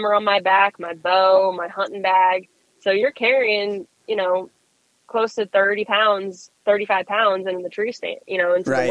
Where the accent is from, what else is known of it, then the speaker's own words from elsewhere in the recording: Florida, United States; I'm from Florida.